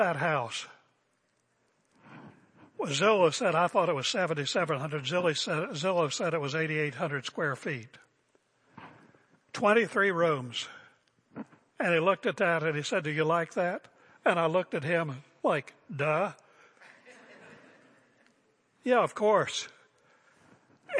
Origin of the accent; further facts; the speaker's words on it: West Virginia, United States; now in Portland, United States; I'm from West Virginia.